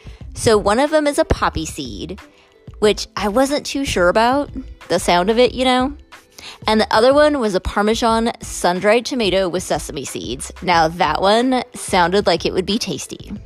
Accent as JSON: {"language": "English", "country": "United States", "said": "as an American"}